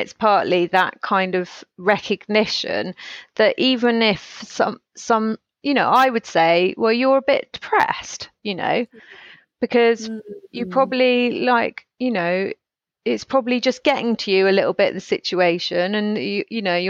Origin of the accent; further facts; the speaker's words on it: United Kingdom; we're so British